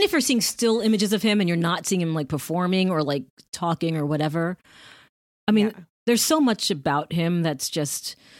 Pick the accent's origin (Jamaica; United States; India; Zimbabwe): Jamaica; I don't know if you know, but my parents are from Jamaica. Jamaica. I'm Jamaican.